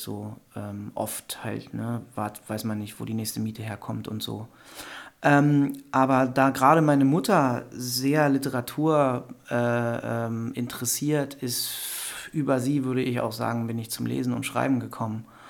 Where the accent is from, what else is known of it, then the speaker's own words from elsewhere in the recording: Wendland, Lower Saxony, Germany; moved away as an adult; also born or lived in Berlin / Hildesheim; in meiner alten Heimat